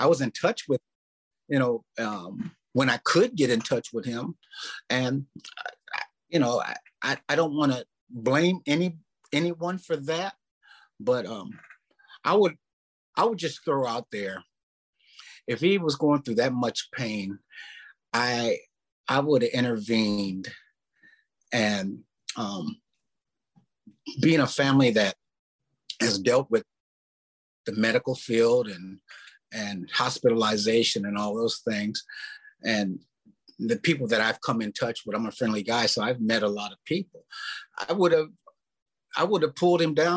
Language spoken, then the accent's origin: English; Omaha, Nebraska, United States; moved away; also born or lived in Minneapolis, Minnesota; I was born and raised in Omaha, Nebraska